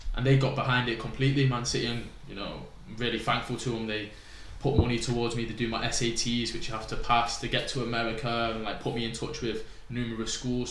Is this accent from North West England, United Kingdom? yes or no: yes; Chester, North West England, United Kingdom; I was from Chester so I got took out of my school